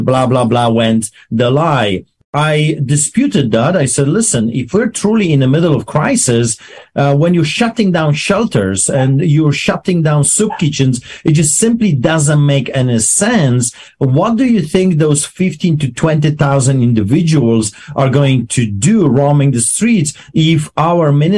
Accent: Poland; English is a second language; also born or lived in Greece / Canada; now in Calgary, Canada; I am a Polish immigrant. I grew up behind the Iron Curtain in Poland under the boots of the Soviets.

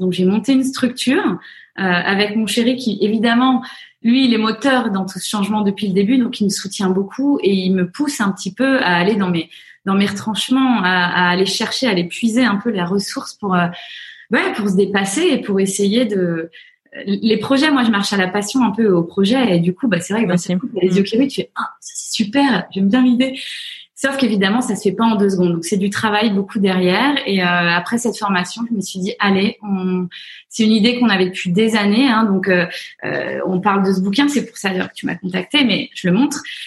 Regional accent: France; accent: French; moved away as an adult; now in United States; mon accent, euh, au bout de deux minutes, on me dit Oh, you're so French

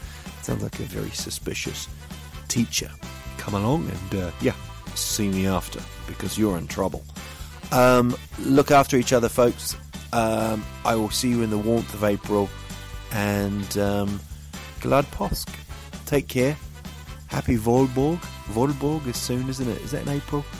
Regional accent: New Zealand; moved away; growing up in New Zealand

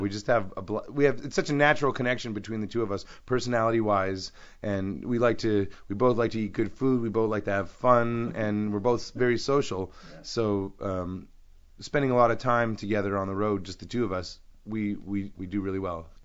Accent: Canada; I'm Canadian

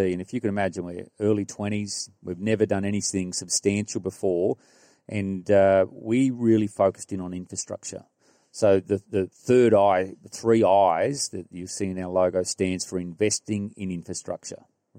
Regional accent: Gunnedah, New South Wales, Australia; moved away; I'm from Gunnedah

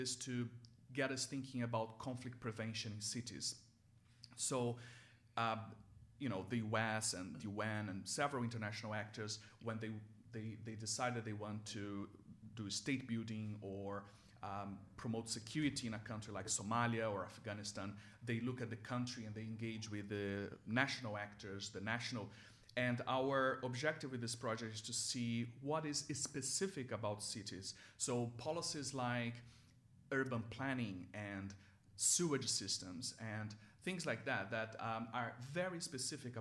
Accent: Rio de Janeiro, Brazil; moved away; So I grew up in Rio. I actually am from a city near Rio, and I lived for 10 years in the city of Rio de Janeiro.

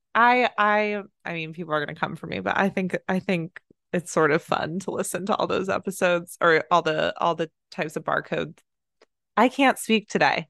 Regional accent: Plano, Texas, United States; now in Los Angeles, United States; I was born in Plano, Texas

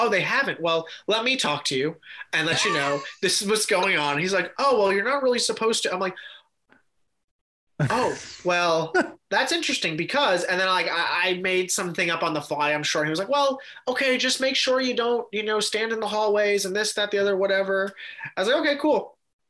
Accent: New York, United States; I grew up in New York

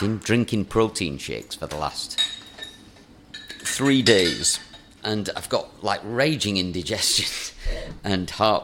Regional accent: Lancashire, North West England, United Kingdom; I'm from Lancashire

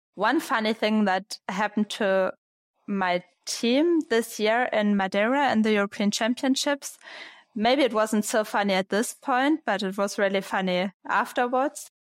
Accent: Braunschweig, Lower Saxony, Germany; So it was a club in Braunschweig was my hometown. It's in the north of Germany.

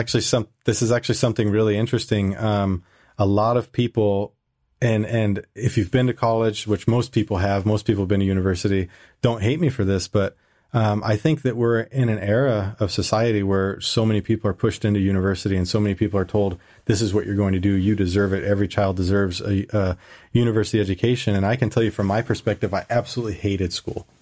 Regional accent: California, United States; moved away as an adult; also born or lived in Indiana; now in Germany; I moved to California from Indiana, which that's a, a long story how I ended up in Indiana for a while. But I went back to California

